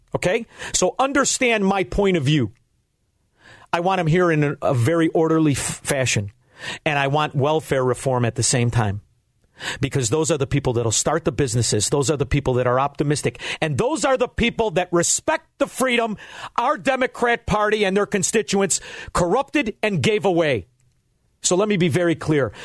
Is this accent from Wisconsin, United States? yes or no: no; Chicago, Illinois, United States; I'm from Chicago